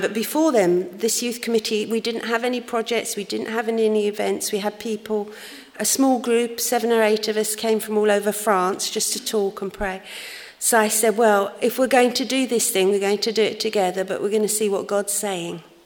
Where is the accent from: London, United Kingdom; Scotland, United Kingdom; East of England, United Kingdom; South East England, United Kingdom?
London, United Kingdom; I grew up in uh, a church in London. You might not have guessed that from my accent, of course